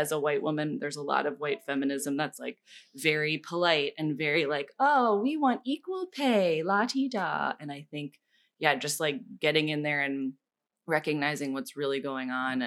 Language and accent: English; Midwest, United States; I similarly have been socialized as a woman in a very polite Midwestern way